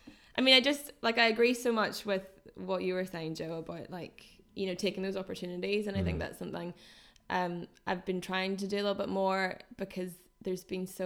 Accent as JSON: {"language": "English", "region": "Northern Ireland", "country": "United Kingdom", "accent": "Northern Irish", "said": "Yeah, I was really conscious of it. So I think I neutralized my accent quite a lot because I was teaching them English."}